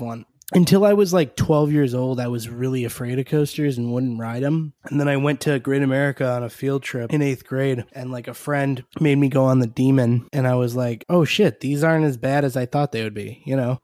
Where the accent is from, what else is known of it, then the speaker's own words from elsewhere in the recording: United States; as an American